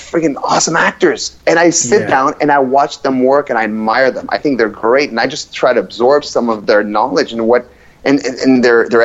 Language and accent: English; Ottawa, Ontario, Canada; also born or lived in Ivory Coast / Montreal / Moncton, New Brunswick; I grew up in Moncton, New Brunswick, for 3 years, and then we moved to Ottawa. And when I was 7 years old, and I've been living in Ottawa since I was seven.